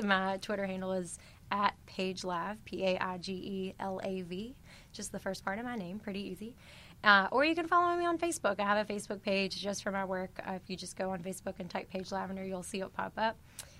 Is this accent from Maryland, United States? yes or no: no; Chesapeake, West Virginia, United States; moved away as an adult; now in Washington, D.C., United States; back in my hometown of Chesapeake